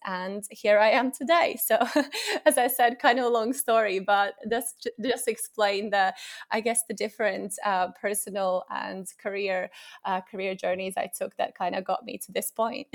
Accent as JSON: {"language": "English", "country": "Latvia", "moved": "as an adult", "lives_now": "England, United Kingdom", "said": "I'm originally from Latvia, and I moved to England, uh, around eight years ago after finishing my university"}